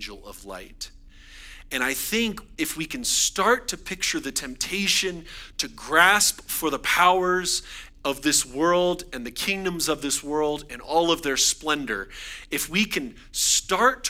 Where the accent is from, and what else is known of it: United States